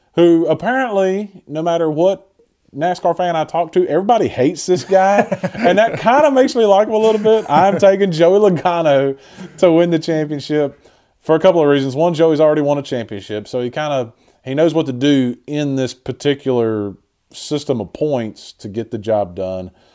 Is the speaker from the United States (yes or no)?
yes; United States; I'm an American